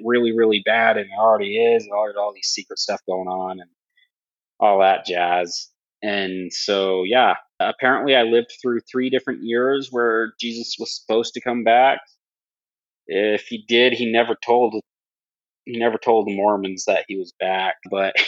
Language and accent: English; Southeast Idaho, United States; I grew up in Southeast Idaho